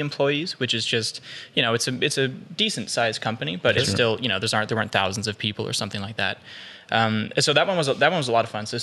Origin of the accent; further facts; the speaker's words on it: Ottawa, Ontario, Canada; I grew up in Fitzroy Harbour for 17 years